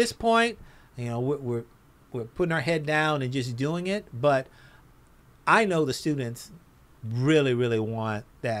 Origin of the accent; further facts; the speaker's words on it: Los Angeles, California, United States; I'm old school from South Central Los Angeles, so it's not Mister, it's Mista.